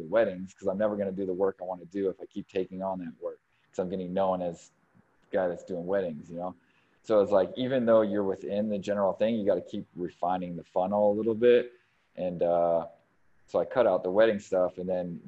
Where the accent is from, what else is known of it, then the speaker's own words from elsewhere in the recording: California, United States; moved away as an adult; also born or lived in Sonoma, California / San Diego, California / Milwaukee, Wisconsin; now in Chicago, United States; I was born and raised in California and lived all over California.